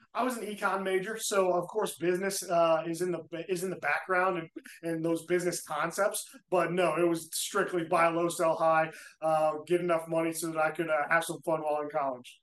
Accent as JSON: {"language": "English", "town": "Indianapolis", "region": "Indiana", "country": "United States", "said": "I'm from Indianapolis, Indiana"}